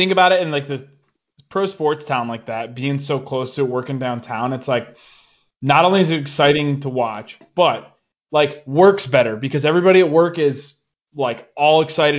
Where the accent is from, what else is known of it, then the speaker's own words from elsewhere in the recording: Toledo, Ohio, United States; Growing up in Toledo